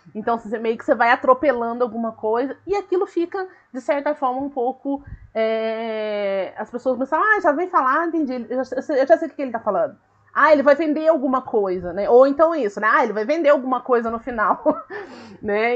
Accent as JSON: {"language": "Portuguese", "region": "Minas Gerais", "country": "Brazil", "said": "Eu sou mineira, eu sou do interior, eu falo ai, eu falo porta, eu falo volta, entendeu? Uai, então, assim, eu falo ai, eu falo trem"}